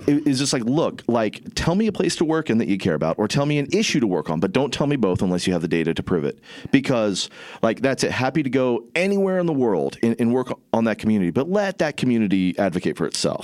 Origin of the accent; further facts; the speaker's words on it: Southern Indiana, United States; moved away; I grew up in Indiana